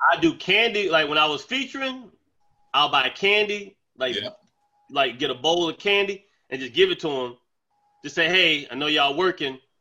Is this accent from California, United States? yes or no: no; Charlotte, North Carolina, United States; moved away as an adult; now in Bronx, New York, United States; I'm from Charlotte. I went to I went to Wesley Hills Elementary School.